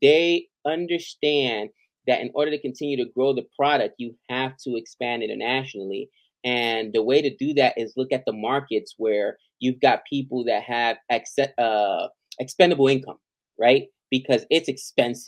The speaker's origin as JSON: {"language": "English", "country": "United States", "said": "as an American"}